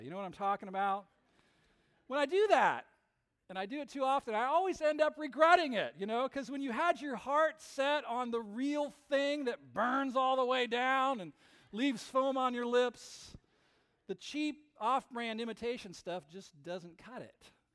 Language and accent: English; West Coast, near Napa Valley, California, United States; I grew up on the West Coast, not that far from Napa Valley